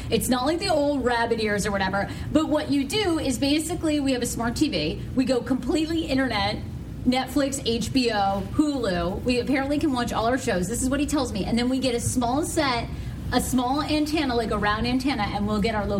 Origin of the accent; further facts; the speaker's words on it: Maine, United States; I grew up in Maine